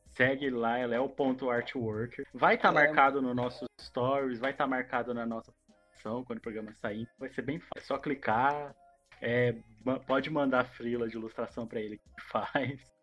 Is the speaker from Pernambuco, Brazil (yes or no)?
no; interior of São Paulo state, Brazil; a gente é do interior do, aqui do estado de São Paulo, mas a gente está na RMC, que já é tipo um conglomerado de uma região de Campinas